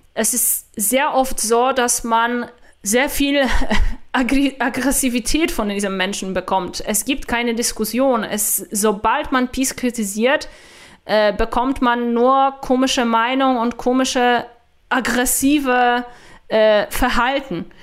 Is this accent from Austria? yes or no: no; Poland; German is a second language; now in Germany; Ich werde nie eine Deutsche sein, ich bin eine Polin